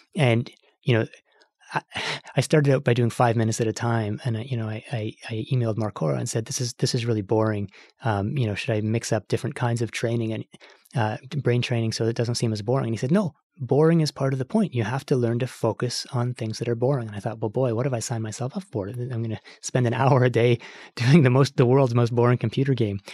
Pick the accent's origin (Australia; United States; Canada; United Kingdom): Canada; I'm Canadian